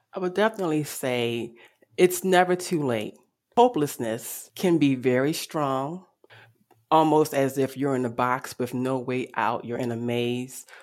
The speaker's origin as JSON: {"language": "English", "town": "Baltimore", "region": "Maryland", "country": "United States", "tie": "born or raised there", "said": "I am from Baltimore City, West Baltimore to be exact."}